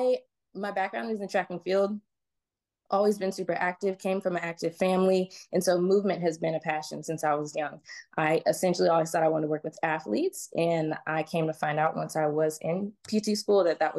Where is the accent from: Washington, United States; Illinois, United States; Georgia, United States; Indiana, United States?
Georgia, United States; also born or lived in California; I moved to Georgia when I was about 8 years old. Grew up in a very kind of conservative religious sort of community